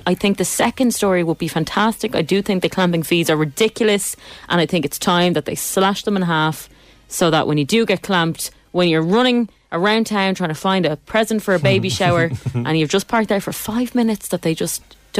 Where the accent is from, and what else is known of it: Ireland